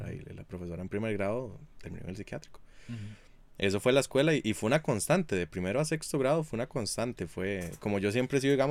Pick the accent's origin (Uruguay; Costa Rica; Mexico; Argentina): Costa Rica; Hatillo, San José; yo crecí en un lugar no muy agraciado, un barrio no muy agraciado, y yo crecí en Atillo